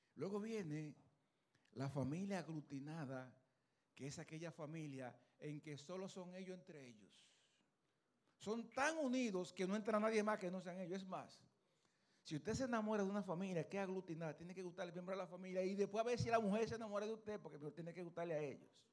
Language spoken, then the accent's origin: Spanish; Luperón, Puerto Plata, Dominican Republic; Yo soy de Puerto Plata, Luperón, Puerto Plata